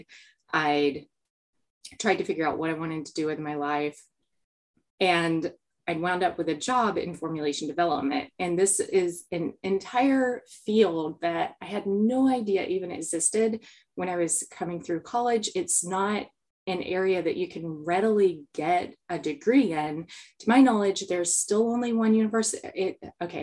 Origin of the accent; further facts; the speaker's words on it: South Georgia, United States; I grew up in South Georgia.